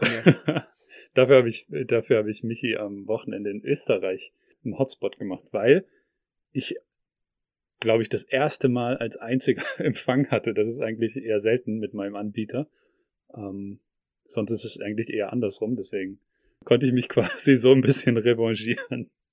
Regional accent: Northern Germany, Germany; moved away; ich bin in Norddeutschland aufgewachsen, aber lebe jetzt seit längerer Zeit im Süden

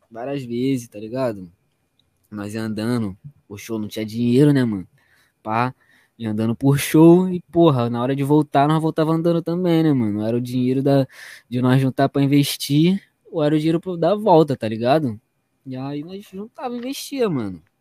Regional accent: Nova Iguaçu, Rio de Janeiro, Brazil; Sou de Nova Iguaçu, mano. Tá maluco?

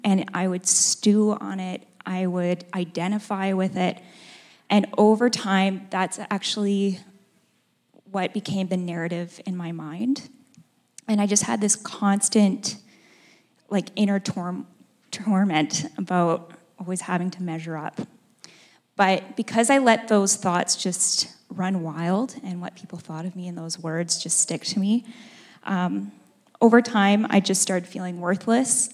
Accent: Edmonton, Alberta, Canada; moved away as an adult; now in Calgary, Canada; I was born and raised in Edmonton.

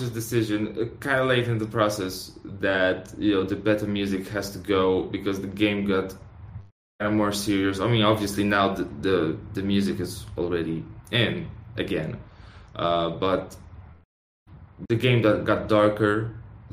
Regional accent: Poland; we're from Poland

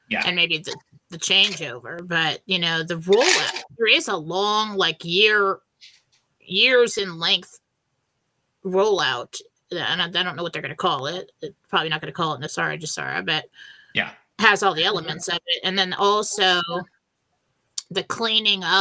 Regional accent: San Diego, California, United States; growing up in San Diego. And we know that people in Tijuana, right over the border, had pharmacies

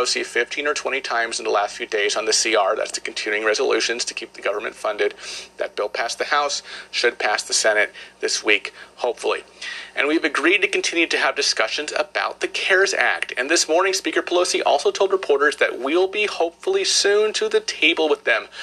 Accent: California, United States; my home state of California

